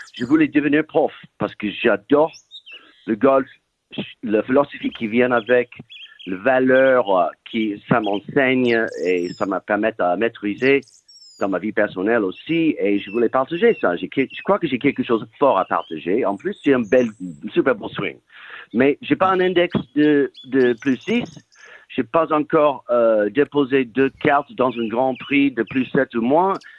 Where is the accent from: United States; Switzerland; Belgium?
United States; California; now in Paris, France; Je suis né et élevé en Californie